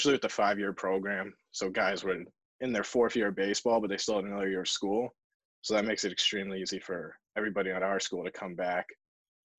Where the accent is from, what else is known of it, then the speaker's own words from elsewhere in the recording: New England, United States; we're from New England or the Northeast.